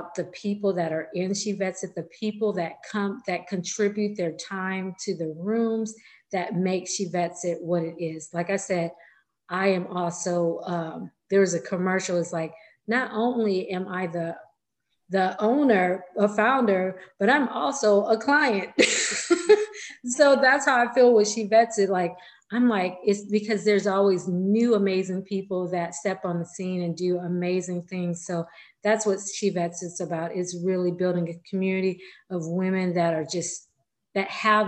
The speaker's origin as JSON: {"language": "English", "region": "California", "country": "United States", "said": "I'm from California"}